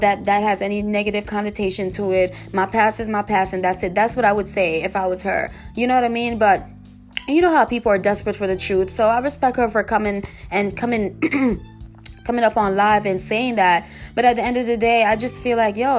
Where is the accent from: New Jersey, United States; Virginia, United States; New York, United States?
New York, United States; I'm from New York